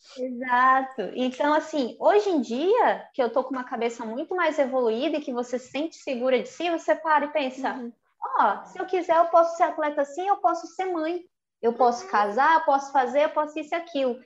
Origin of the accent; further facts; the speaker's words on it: North Region, Brazil; eu como mulher, como nortista, como brasileira